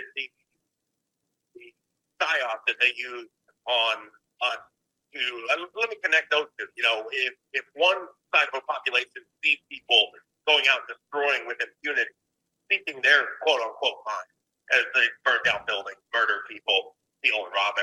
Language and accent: English; Texas, United States; I'm from Texas